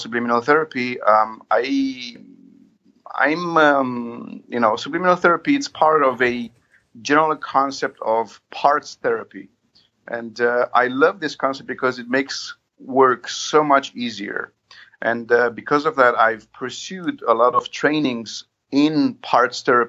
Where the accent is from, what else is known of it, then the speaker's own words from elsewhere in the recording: Romania; I'm from Romania.